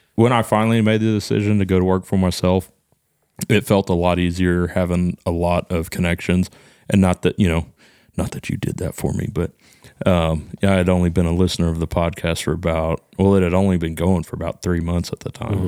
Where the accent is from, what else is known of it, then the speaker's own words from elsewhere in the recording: Texas, United States; accent: hick accent; I think I'm just from Texas.